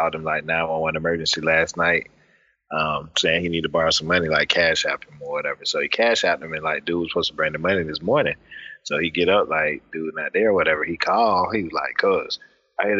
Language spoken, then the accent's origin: English; Indiana, United States; I'm from Indiana